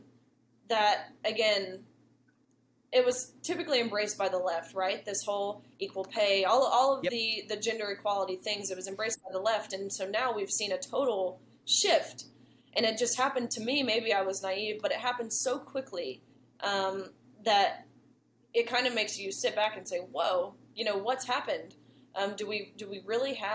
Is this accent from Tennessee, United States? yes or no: yes; Nashville, Tennessee, United States; I'm from Nashville, Tennessee